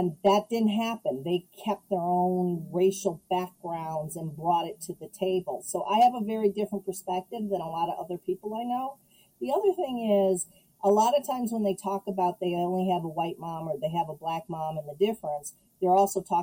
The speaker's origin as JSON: {"language": "English", "town": "Chicago", "region": "Illinois", "country": "United States", "tie": "born or raised there", "said": "I grew up in Chicago, and then we moved to the suburbs. So I spent the first 8 years of my life in a predominantly black neighborhood."}